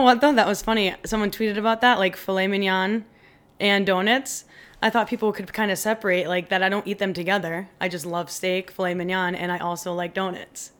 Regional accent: Westfield, Massachusetts, United States; also born or lived in Providence, Rhode Island; I'm from Westfield, because that's where I grew up

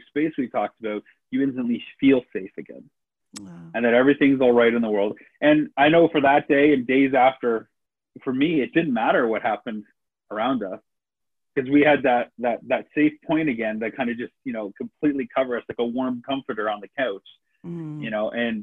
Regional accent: Canada; as a Canadian filmmaker

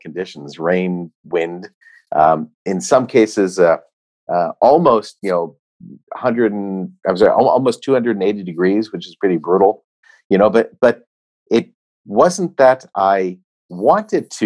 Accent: United States; Myself as an American

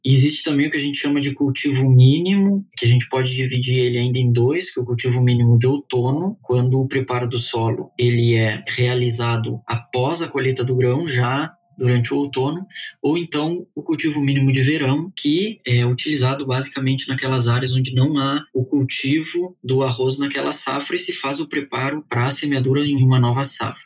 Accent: Rio Grande do Sul, Brazil; eu sou natural do Rio Grande do Sul

